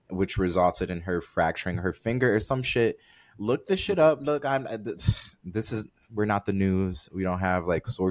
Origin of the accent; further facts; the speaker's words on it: Detroit, Michigan, United States; I'm from Detroit